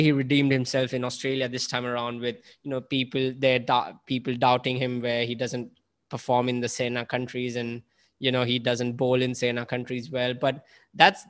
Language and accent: English; India; moved away; growing up in India